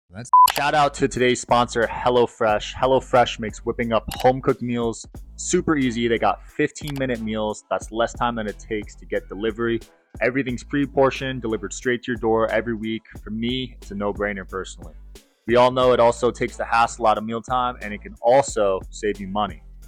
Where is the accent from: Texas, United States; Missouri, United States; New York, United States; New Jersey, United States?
New Jersey, United States; I'm from New Jersey